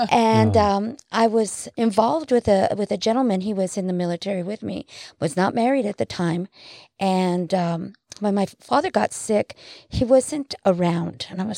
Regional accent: New Mexico, United States; being brought up in a very small, you know, city. Mm-hmm. I'm actually from New Mexico.

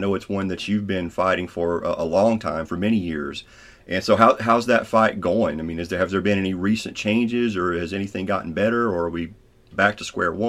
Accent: Pike County, Kentucky, United States; now in Floyd County, United States; I live in Floyd County now. You know, I grew up in Pike, but I live in Floyd County now. And I'm not far from the Martin County line.

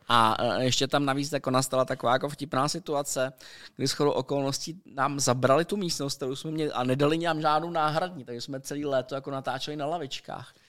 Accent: Czechia; jsme Češi, že jo, prostě my jako Češi přežíváme ve střední Evropě

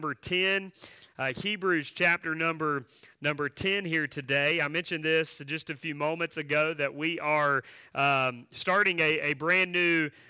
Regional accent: Asheboro, North Carolina, United States; I grew up not far from here. I grew up in Ashboro, so that's where my church was, and so that's where my childhood was

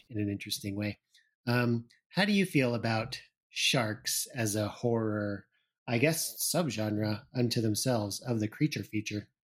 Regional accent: Illinois, United States; I grew up in Illinois

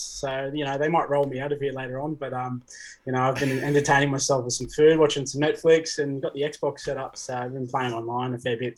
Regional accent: Central Coast, New South Wales, Australia; born or raised there; also born or lived in Papua New Guinea / New Zealand

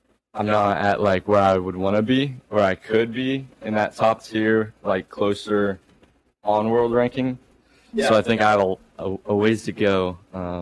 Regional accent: Amanda, Ohio, United States; moved away; I'm from Amanda, Ohio. Went to school with Reese, Taze Valley High School

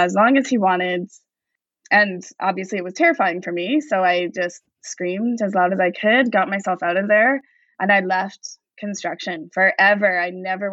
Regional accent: Vancouver, British Columbia, Canada; growing up in East Vancouver, this is always like a beacon of home.

